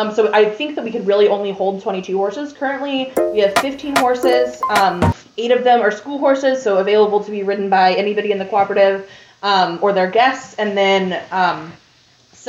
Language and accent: English; Durham, North Carolina, United States; moved away as an adult; now in Richmond, Indiana, United States; I'm from Durham, North Carolina.